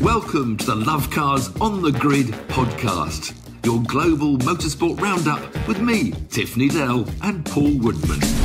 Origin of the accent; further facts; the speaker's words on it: United Kingdom; we're British